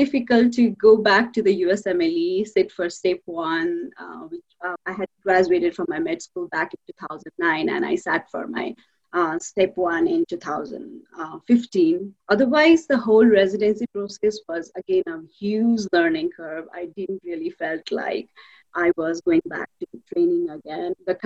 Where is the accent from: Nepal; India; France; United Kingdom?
Nepal; moved away as an adult; now in United States; I'm from Nepal originally.